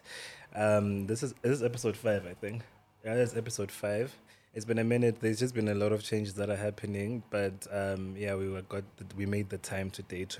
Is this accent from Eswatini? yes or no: yes; Eswatini; I'm from Swaziland. Like, I was raised by parents who are from Swaziland.